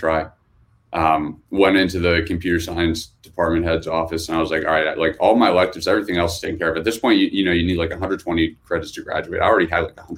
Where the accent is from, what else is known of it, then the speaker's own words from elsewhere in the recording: Hershey, Pennsylvania, United States; I grew up in Hershey, Pennsylvania. So small town in the middle of PA